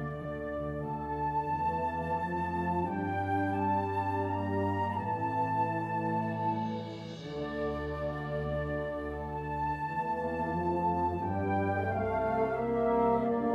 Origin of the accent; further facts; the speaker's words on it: New York, United States; I'm from New York State